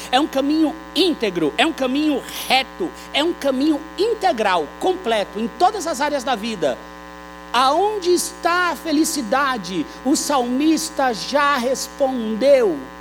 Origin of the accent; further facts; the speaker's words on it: Brazil; nós que somos brasileiros